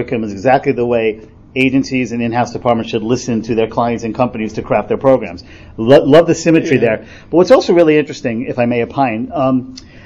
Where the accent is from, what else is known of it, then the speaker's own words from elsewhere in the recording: New York, United States; I'm a New Yorker